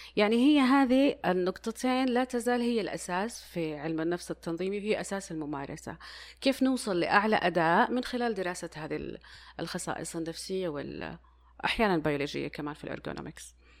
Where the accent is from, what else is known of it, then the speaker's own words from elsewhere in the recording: Saudi Arabia; عندنا في السعودية